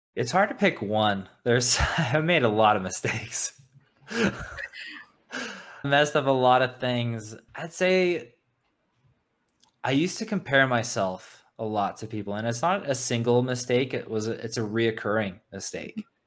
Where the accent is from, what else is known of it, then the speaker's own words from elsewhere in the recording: South Africa; now in United States; I'm originally from South Africa, a, an immigrant. And when we came to America, we had no money at all.